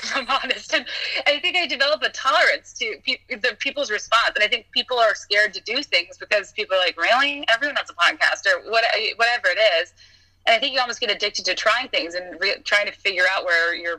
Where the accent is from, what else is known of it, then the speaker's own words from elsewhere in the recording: the South, United States; I grew up in the South